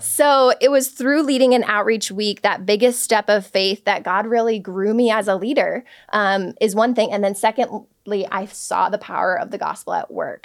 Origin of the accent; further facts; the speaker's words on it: Palatine, Illinois, United States; my hometown, Palatine, Illinois